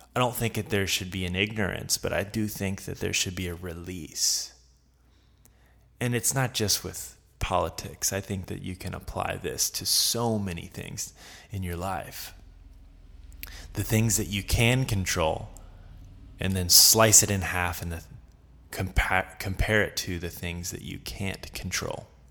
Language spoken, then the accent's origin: English; the South, United States; I'm from the South